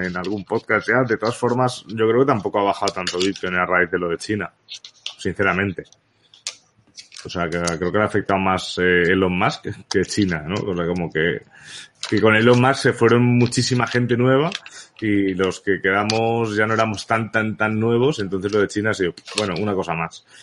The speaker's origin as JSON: {"language": "Spanish", "region": "Balearic Islands", "country": "Spain", "tie": "born or raised there", "also_born_or_lived": "Barcelona", "said": "nací en Barcelona realmente, pero donde he vivido toda la vida ha sido en Baleares."}